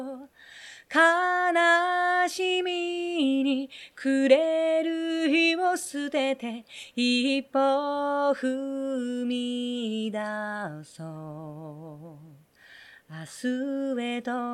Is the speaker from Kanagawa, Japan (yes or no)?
no; Tokyo, Japan; 生まれ育ちそして今も一応拠点を置いています東京